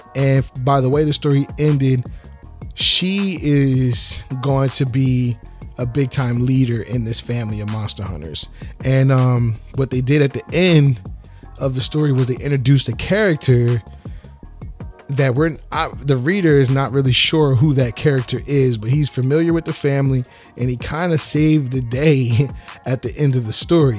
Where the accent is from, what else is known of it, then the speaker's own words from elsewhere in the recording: New Jersey, United States; I'm from South Jersey